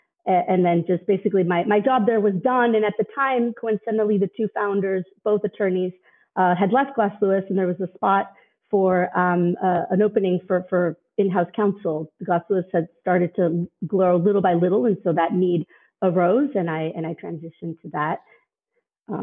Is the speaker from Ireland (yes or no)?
no; Mexico; also born or lived in Los Angeles, United States; I actually was born in Los Angeles, but we moved to Mexico when I was 7 years old. And my parents kept their business in LA, so we moved back and forth throughout the years